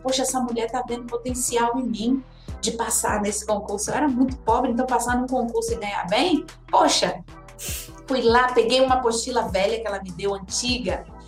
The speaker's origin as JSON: {"language": "Portuguese", "region": "interior of Bahia", "country": "Brazil", "tie": "born or raised there", "also_born_or_lived": "São Paulo", "moved": "yes", "said": "Eu, eu, eu nasci em São Paulo, mas eu fui criada numa cidadezinha do interior da Bahia e depois que eu fui para São Paulo."}